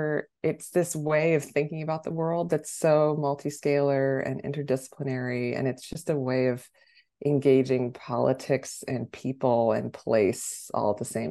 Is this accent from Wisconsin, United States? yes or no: no; Los Angeles, California, United States; moved away; also born or lived in New York; I'm originally from Los Angeles